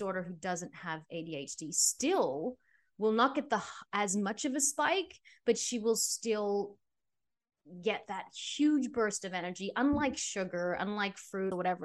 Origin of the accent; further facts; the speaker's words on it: Australia; now in United States; I'm from Australia